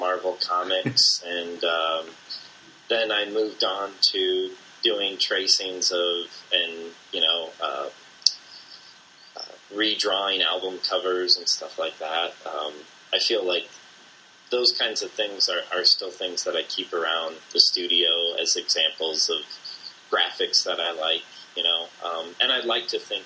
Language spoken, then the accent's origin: English; Bloomington, Illinois, United States; grew up in Bloomington, Illinois, where you and I went to school as well